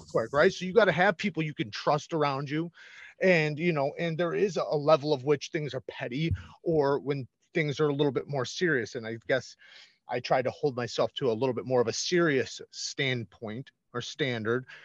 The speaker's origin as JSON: {"language": "English", "town": "Waukegan", "region": "Illinois", "country": "United States", "tie": "born or raised there", "said": "I grew up in the Chicago area"}